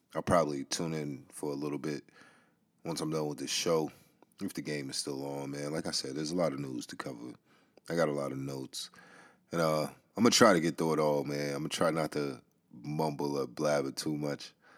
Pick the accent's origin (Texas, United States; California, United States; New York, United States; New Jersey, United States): New York, United States; New York City; I grew up in the Bronx.